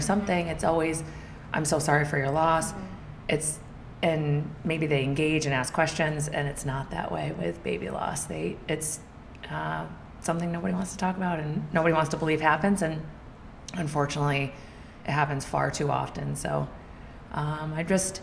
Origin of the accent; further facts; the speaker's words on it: Fort Edward, New York, United States; also born or lived in Glens Falls, New York; I grew up in Fort Edward, New York, where Tyler grew up. Small town. Still live in Glens Falls, so I'm close by.